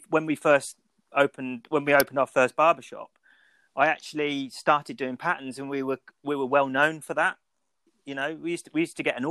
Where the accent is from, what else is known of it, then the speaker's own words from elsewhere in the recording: Birmingham, West Midlands, United Kingdom; moved away; also born or lived in Milton Keynes / Banbury / Leamington Spa; I'm actually from Birmingham